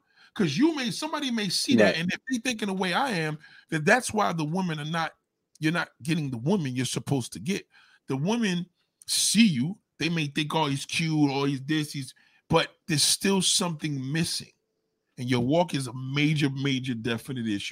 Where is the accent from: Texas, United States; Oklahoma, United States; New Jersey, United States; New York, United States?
New York, United States; As a New Yorker, we're born this way